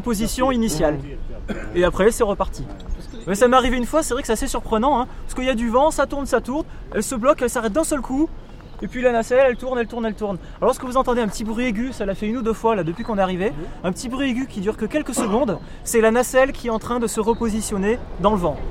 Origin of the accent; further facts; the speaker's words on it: Ally, Auvergne-Rhône-Alpes, France; je suis d'Ali